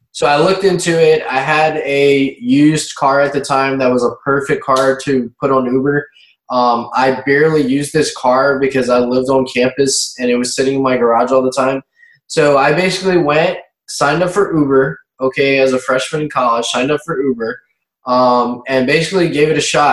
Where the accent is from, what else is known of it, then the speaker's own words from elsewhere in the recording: Baton Rouge, Louisiana, United States; I grew up mainly in Baton Rouge, Louisiana, which is the capital city of the state of Louisiana.